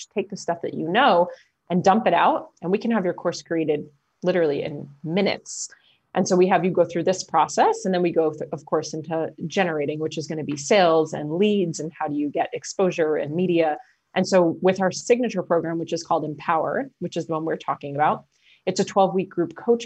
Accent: New Jersey, United States; I'm from New Jersey.

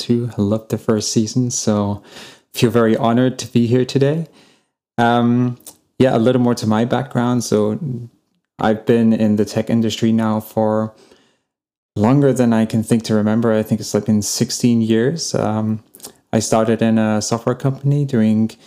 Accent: England, United Kingdom; now in Germany; I live in Germany now. I come from England

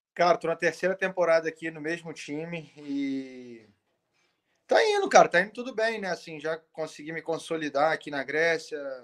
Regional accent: Brazil; moved away as an adult; also born or lived in Italy; now in Athens, Greece; quando eu cresci no Brasil, eu, eu, pô, eu cresci ouvindo Panathinaikos e Olympiacos

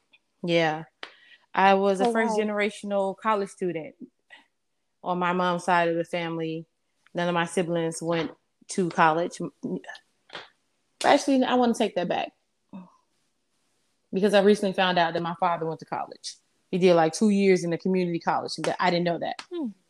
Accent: Chicago, Illinois, United States; I grew up on the west side of Chicago. And, well, a little bit of everywhere, to be honest. But I guess the bulk of my years was spent on the west side of Chicago. I grew up on the south side, suburbs, east side.

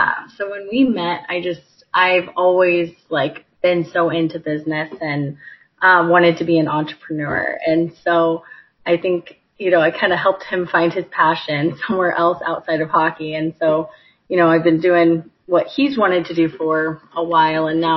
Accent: Carmel, Indiana, United States; also born or lived in Michigan; I am from Carmel. I grew up there and went to Carmel High School.

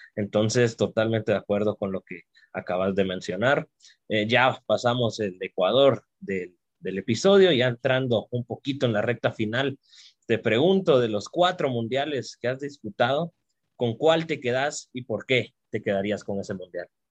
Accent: Guatemala; como guatemaltecos y guatemaltecas

